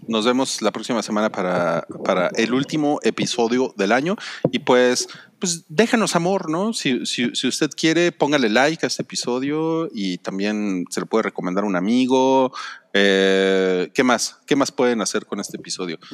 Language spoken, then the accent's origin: Spanish; Mexico; soy mexicano